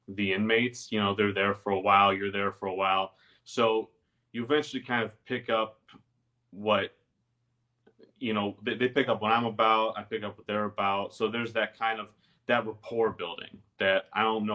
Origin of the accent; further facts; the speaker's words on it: Livonia, Michigan, United States; I was born in Michigan, the Metro Detroit area. So not Detroit exactly, about 20 miles west of it.